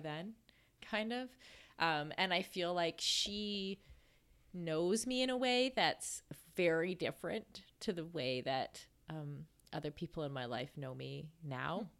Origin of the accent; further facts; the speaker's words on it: Canada; moved away; we were, like, besties from, like, grade two until, kinda until I left Canada